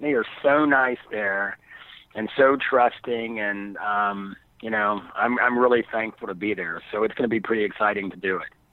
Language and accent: English; Philadelphia, Pennsylvania, United States; I'm from Philadelphia. Now I'm from the wrong side of Philadelphia. I'm from South Philly